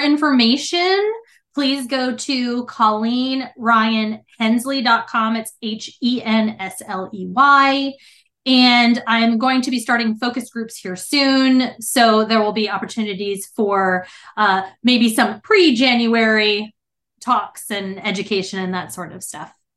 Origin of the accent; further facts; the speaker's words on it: New Jersey, United States; now in Texas, United States; I'm originally from New Jersey